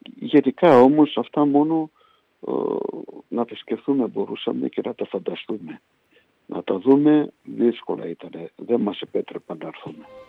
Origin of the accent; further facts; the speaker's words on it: Budapest, Hungary; moved away as an adult; also born or lived in Poland / Miskolc, Hungary; now in Greece; το 57 μετακομίσαμε στην Βουδαπέστη, στο, στο περιβόητο Ντόχανγκιαρο όπως το λέγαμε, ναι. το καπνεργοστάσιο που μένανε γύρω στα 2.000 Έλληνες. Εγώ ήμουν πιτσιρικάς, 7 χρονών ήμουν